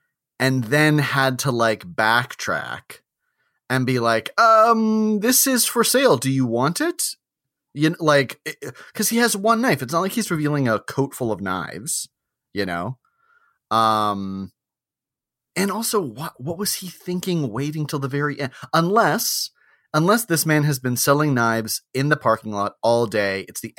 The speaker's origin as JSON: {"language": "English", "region": "the South", "country": "United States", "said": "So I'm from the South, and where I'm from, we like our knives sharp."}